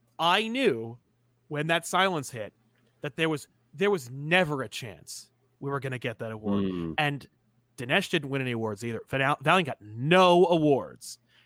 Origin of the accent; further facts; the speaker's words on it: India; I grew up in India, and both Marvel and DC published via third party, and we got Spider-Man India out of it.